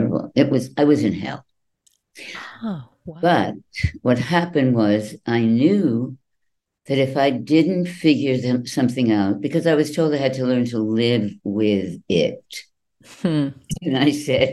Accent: New England, United States; moved away; also born or lived in New York; I grew up in New England

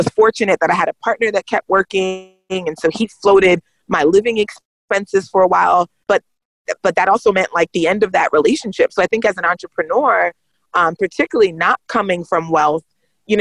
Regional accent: United States; growing up in America

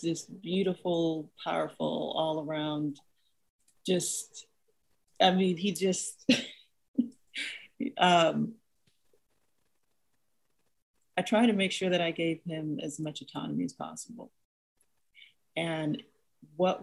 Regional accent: Nigeria; moved away; the communal environment that I grew up in Nigeria

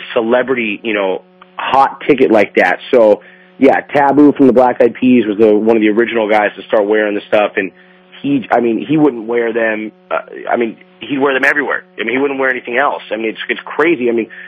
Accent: Huntington Beach, California, United States; I'm born and raised in Huntington Beach

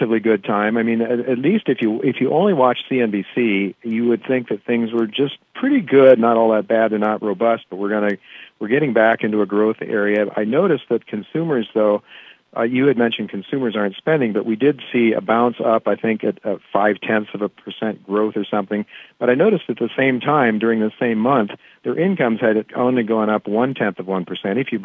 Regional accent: Ohio, United States; When I grew up in Ohio, it was in the Rust Belt

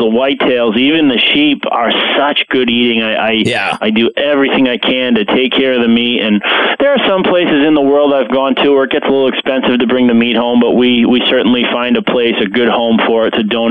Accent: Rhode Island, United States; I grew up in the Northeast. I grew up in Rhode Island, so I love hunting at home.

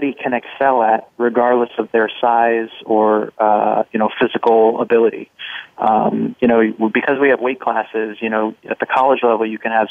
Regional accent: New Jersey, United States; I grew up in New Jersey.

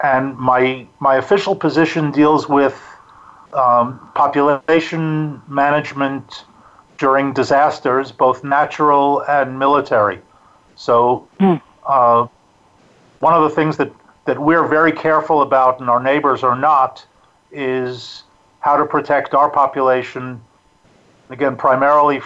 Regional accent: New York City, New York, United States; moved away as an adult; now in Israel; I'm originally a New Yorker. I grew up in Queens

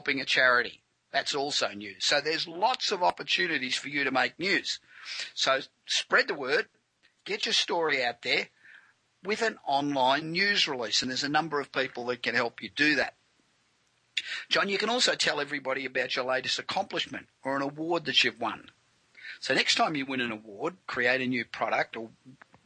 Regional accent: Los Angeles, California, United States; born or raised there

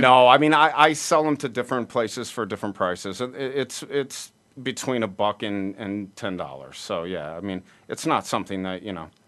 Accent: Peoria, Illinois, United States; Peoria, Illinois, where okay. we're from

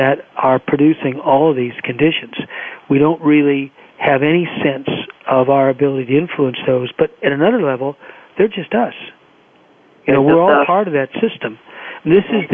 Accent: Los Angeles, California, United States; growing up in Los Angeles

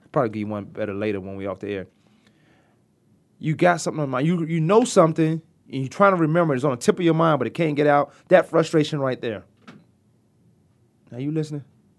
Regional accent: Virginia, United States; I've been away from Virginia for so long, I still talk

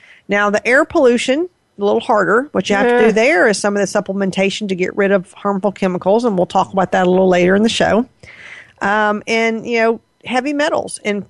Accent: the South, United States; I grew up in the South

